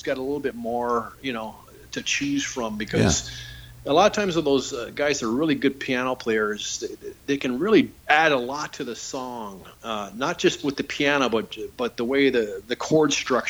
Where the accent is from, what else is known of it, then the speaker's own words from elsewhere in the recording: Niagara Falls, Ontario, Canada; It's funny because when I growing up in Niagara Falls, when I was in grade 7 and 8, I had to switch to a Catholic school just because where we moved